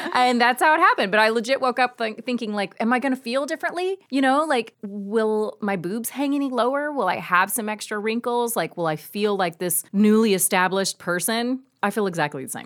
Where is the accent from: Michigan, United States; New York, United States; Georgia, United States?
Georgia, United States; moved away; I am from Georgia